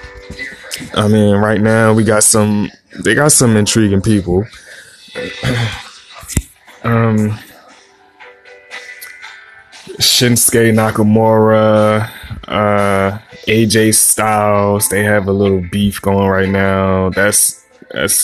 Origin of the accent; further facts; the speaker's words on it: Philadelphia, Pennsylvania, United States; I'm from Philly